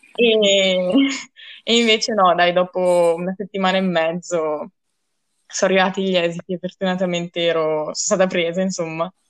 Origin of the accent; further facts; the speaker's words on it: Rolo, Emilia-Romagna, Italy; moved away as an adult; now in Trento, Italy; E sono dalla provincia di Reggio Emilia